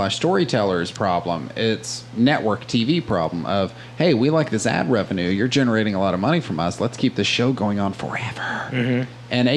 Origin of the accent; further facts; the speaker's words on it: the South, United States; And I grew up in the South